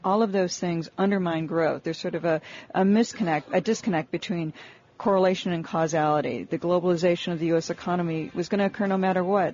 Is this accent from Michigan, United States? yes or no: yes; Detroit, Michigan, United States; I'm from Detroit. I used to be an auto analyst. I grew up in the auto industry. It's like you know, oil in my blood. So you can take the girl out of Detroit. You can't take the Detroit out of the girl.